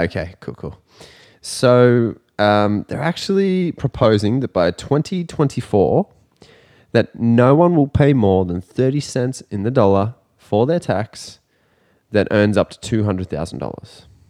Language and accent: English; Australia; as an Australian